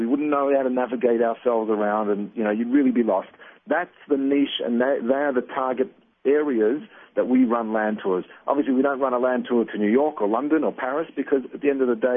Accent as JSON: {"language": "English", "town": "Melbourne", "region": "Victoria", "country": "Australia", "tie": "born or raised there", "also_born_or_lived": "Baltimore", "said": "I was a kid growing up in Melbourne"}